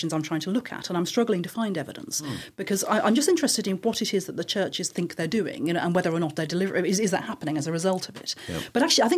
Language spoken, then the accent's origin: English; United Kingdom; also born or lived in Dublin, Ireland; I was born in Dublin, but I grew up in this country